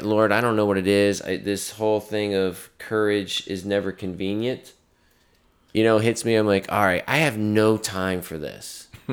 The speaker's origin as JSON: {"language": "English", "region": "North Carolina", "country": "United States", "said": "I'm from North Carolina"}